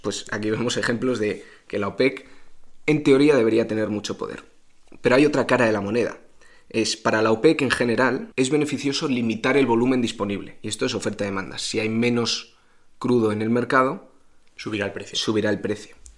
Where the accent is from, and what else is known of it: Spain